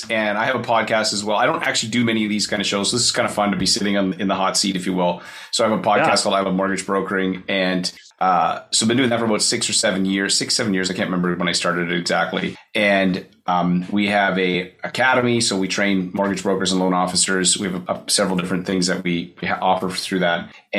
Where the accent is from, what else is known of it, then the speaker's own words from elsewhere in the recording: Kelowna, British Columbia, Canada; Kelowna, it's Kelowna, Canada. It's near Vancouver on the West Coast.